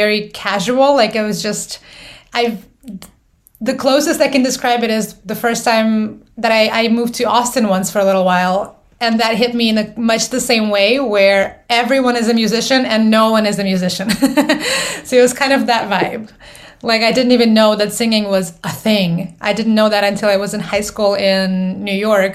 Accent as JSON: {"language": "English", "country": "Moldova", "moved": "yes", "said": "I'm originally from Moldova, so that's post-Soviet world"}